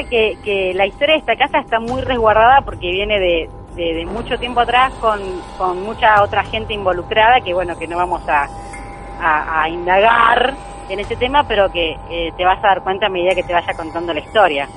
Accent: Buenos Aires, Argentina; moved away as an adult; also born or lived in Santa Clara del Mar; now in Mar del Plata, Argentina; vivo acá en Mar del Plata, pero sí, soy de Buenos Aires

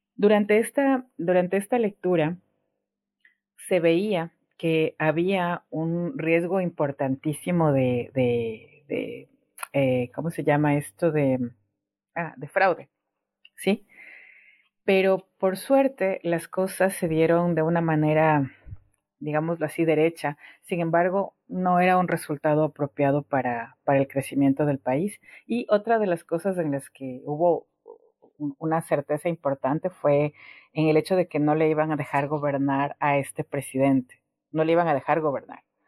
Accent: Ecuador; moved away as an adult; now in Argentina; yo salí de Ecuador y estoy ahora en, Argentina

